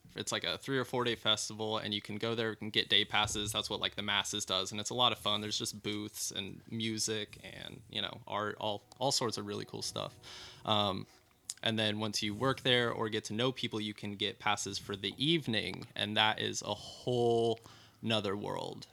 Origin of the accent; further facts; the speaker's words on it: Elmira, Oregon, United States; also born or lived in Lowell, Oregon; I'm from Elmira, which is small and rednecky, but also it's where the Oregon Country Fair is